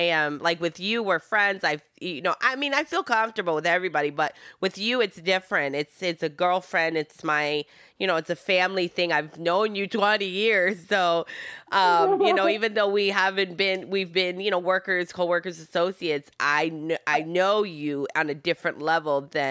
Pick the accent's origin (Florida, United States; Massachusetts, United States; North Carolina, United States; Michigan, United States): Michigan, United States; first language Italian; English is a second language; I'm from Michigan.